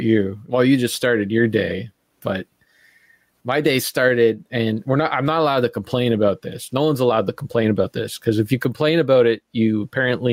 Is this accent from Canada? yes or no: yes; Canada; I'm a Canadian